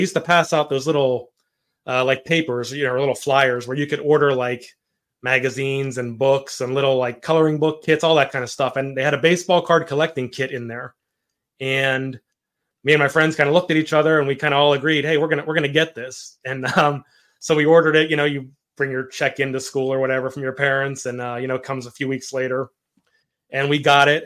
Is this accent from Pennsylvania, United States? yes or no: yes; Pittsburgh, Pennsylvania, United States; growing up in Pittsburgh